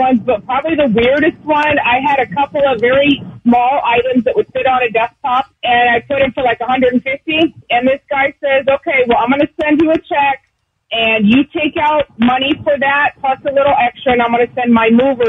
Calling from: San Bernardino, California, United States; on the freeway from San Bernardino.

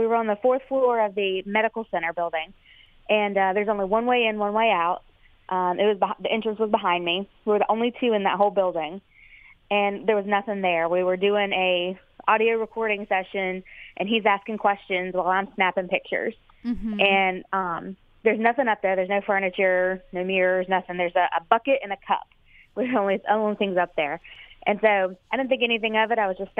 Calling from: Suffolk, Virginia, United States; Suffolk, Virginia.

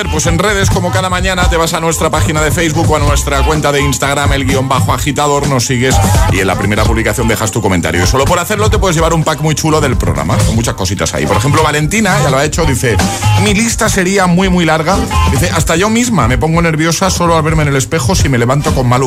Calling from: Las Palmas de Gran Canaria, Canary Islands, Spain; agitadores … de Las Palmas de Gran Canaria.

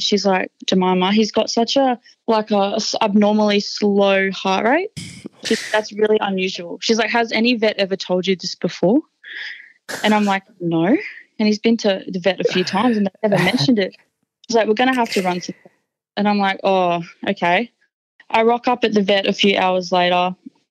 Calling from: Brisbane, Queensland, Australia; I'm calling from Brisbane.

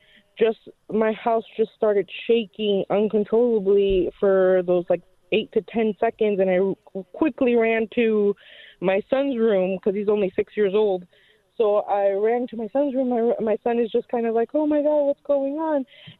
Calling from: Buffalo, New York, United States; So I live right near, like, the medical, like, Buffalo General area, so...

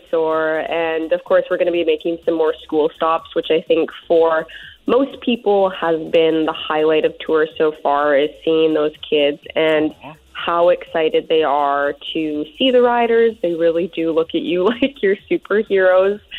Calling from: Courtenay, British Columbia, Canada; I'm calling you from Courtenay this morning.

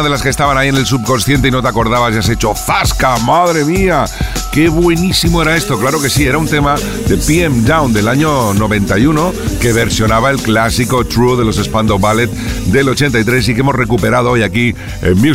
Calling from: Vallirana, Catalonia, Spain; Soy … de Vallirana.

